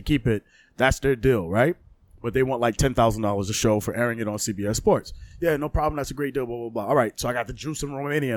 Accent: New York City, New York, United States; also born or lived in Bushwick, Brooklyn; I grew up in Canarsie, but I grew up in Bushwick as well

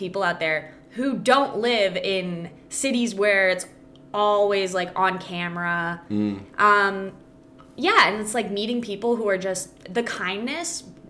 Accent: Calabasas, California, United States; moved away as an adult; also born or lived in Lawrence, Kansas / Kansas City, Missouri; now in Texas, United States; I grew up in Calabasas, California. Never moved once. I lived in the same home my entire life.

